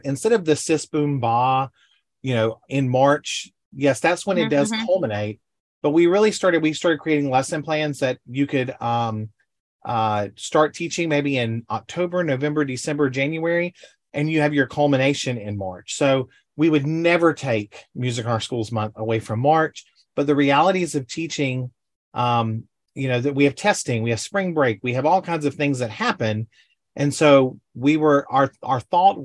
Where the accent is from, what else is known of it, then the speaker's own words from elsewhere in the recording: Panama City, Florida, United States; I grew up in Panama City, Florida.